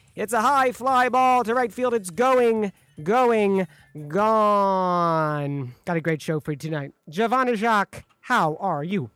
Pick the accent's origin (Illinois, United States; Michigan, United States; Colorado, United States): Michigan, United States; near Detroit; now in Chicago, United States; Detroit near my hometown